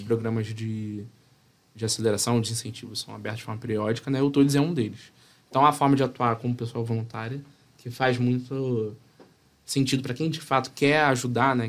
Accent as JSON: {"language": "Portuguese", "region": "Rio de Janeiro", "country": "Brazil", "said": "eu vim do subúrbio do Rio de Janeiro"}